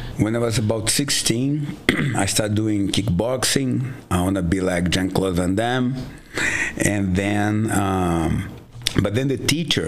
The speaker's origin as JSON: {"language": "English", "region": "Rio de Janeiro", "country": "Brazil", "tie": "born or raised there", "moved": "as an adult", "lives_now": "Coeur d'Alene, United States", "said": "in a club next to the house we lived in Rio. I'm from Rio de Janeiro."}